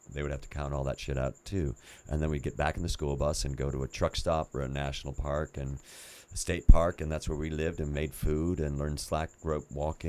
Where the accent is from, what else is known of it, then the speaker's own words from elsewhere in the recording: Chicago, Illinois, United States; Because I'm from Chicago. And so I was, I grew up in Chicago.